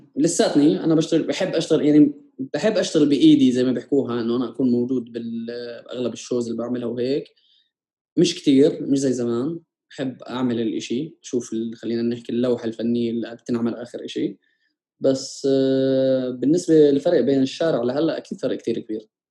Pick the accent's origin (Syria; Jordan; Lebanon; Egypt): Jordan; انا جاي من الاردن بلد نامي ورايح على اوروبا